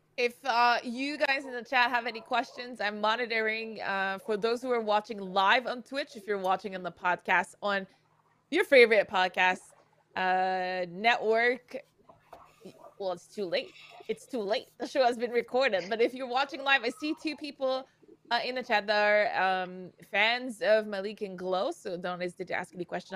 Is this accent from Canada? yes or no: yes; Canada; moved away; I'm from Canada. I'm from the north